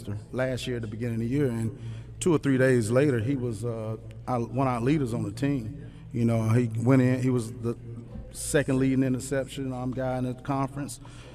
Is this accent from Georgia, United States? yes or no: no; Durham, North Carolina, United States; I'm from Durham.